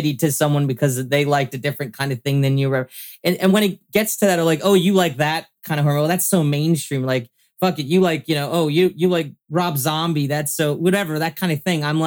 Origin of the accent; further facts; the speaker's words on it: Mississauga, Ontario, Canada; I grew up in Mississauga